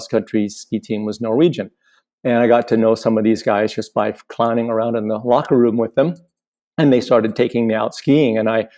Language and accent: English; Boulder, Colorado, United States; moved away as an adult; also born or lived in Washington State; now in Washington, United States; I grew up in Boulder, and left Boulder in about 1980, I think 85 or six. I live now in Washington State